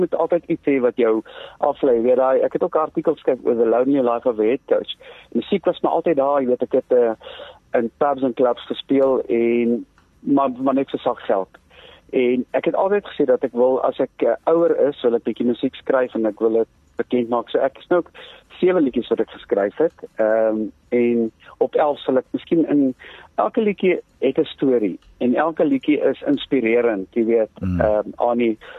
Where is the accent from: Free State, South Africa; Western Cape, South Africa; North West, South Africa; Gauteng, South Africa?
Gauteng, South Africa; Johannesburg; Ek kom van Johannesburg af